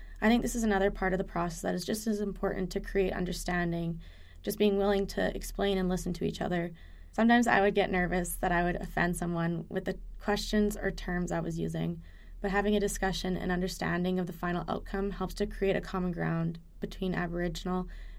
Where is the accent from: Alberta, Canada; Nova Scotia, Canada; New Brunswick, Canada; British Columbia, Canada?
Alberta, Canada; Edmonton; I'm from Edmonton area, and I'm non-Indigenous.